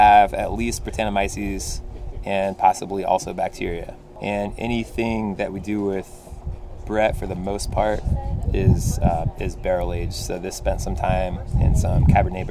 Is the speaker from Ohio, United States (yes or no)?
yes; Athens, Ohio, United States; growing up in Athens, I mean, there's a whole culture of the value of using local ingredients